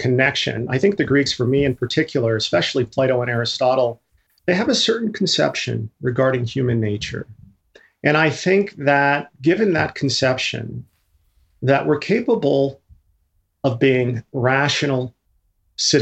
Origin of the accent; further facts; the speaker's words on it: Colorado, United States; I was raised in Colorado